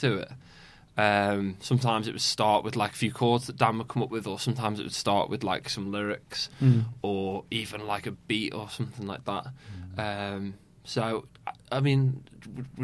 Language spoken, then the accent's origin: English; Formby, North West England, United Kingdom; we went to secondary school in Formby